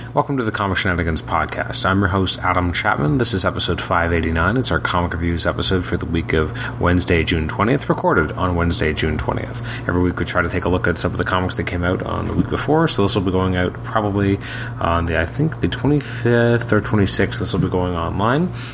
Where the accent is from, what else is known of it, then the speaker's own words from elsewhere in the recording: Canada; also born or lived in Toronto, Ontario; I'm from Canada. I live in Toronto, Ontario.